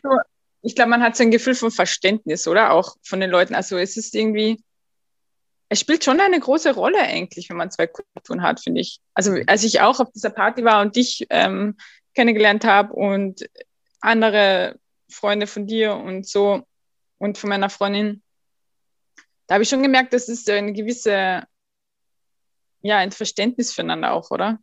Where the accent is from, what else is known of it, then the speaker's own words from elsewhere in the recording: Austria; ich bin in Österreich aufgewachsen, geboren